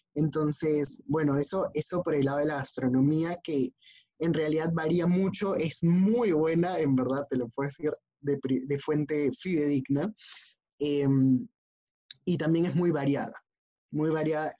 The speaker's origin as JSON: {"language": "Spanish", "country": "Peru", "said": "como buen peruano, como buenos latinoamericanos"}